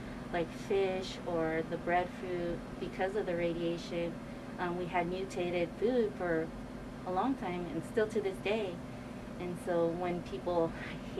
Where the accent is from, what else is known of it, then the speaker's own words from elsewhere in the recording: California, United States; I was born and raised in California